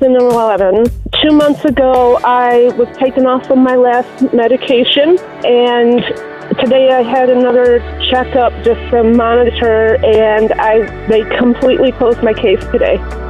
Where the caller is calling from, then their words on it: Big Rapids, Michigan, United States; I'm calling from Big Rapids, Michigan